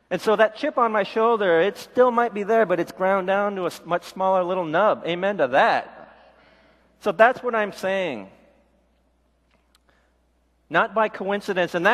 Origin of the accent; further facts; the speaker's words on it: South Korea; born there; I was born in Korea, but I was adopted.